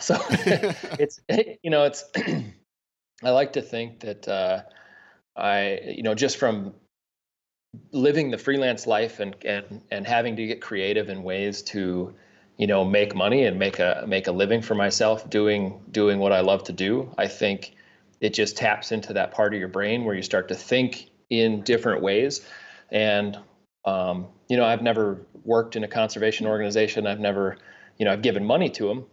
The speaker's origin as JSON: {"language": "English", "town": "Sioux Falls", "region": "South Dakota", "country": "United States", "tie": "born or raised there", "also_born_or_lived": "Aberdeen, South Dakota", "said": "Grew up in South Dakota, uh, was born in Aberdeen, and then, uh, grew up in Sioux Falls"}